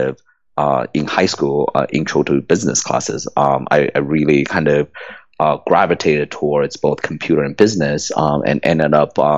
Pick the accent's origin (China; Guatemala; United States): China; Shanghai; moved away; I was born in communist China. I grew up in Shanghai, and you know, in kind of the 80s, I was going through school in Shanghai